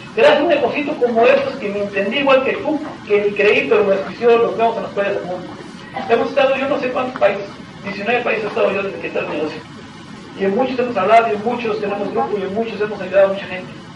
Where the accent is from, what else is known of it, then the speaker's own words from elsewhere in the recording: Tehuacán, Puebla, Mexico; Y soy mexicano y vivo en México. Vivo en la ciudad de Tehuacán, México y en la ciudad de Puebla